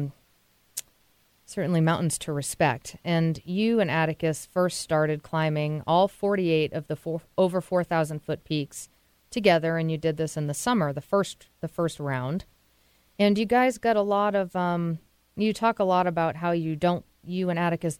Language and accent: English; Massachusetts, United States; now in Seattle, United States; I'm from New England, and I grew up in Massachusetts